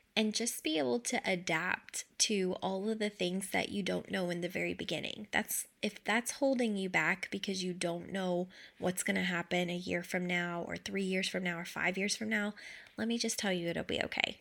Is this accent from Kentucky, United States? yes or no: yes; Kentucky, United States; I grew up in Kentucky, like, lower to, to middle class